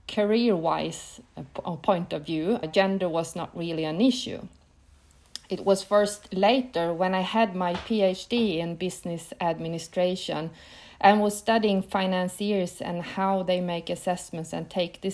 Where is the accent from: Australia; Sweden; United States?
Sweden; Piteå, Norrbotten County; I grew up in the north of Sweden, quite close to the Arctic Circle in a small city named Piteå